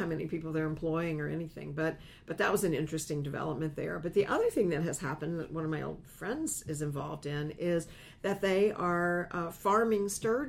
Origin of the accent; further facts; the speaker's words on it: Lenoir, North Carolina, United States; moved away; it might have come from my hometown.